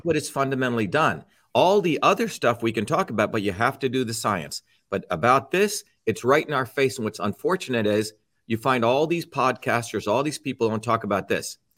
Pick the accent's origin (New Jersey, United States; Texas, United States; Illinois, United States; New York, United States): New Jersey, United States; also born or lived in India; when I came to the United States in nineteen seventy, I settled in New Jersey, came here when I was seven, and by the time I was fourteen, um, not only did I like sports growing up in Jersey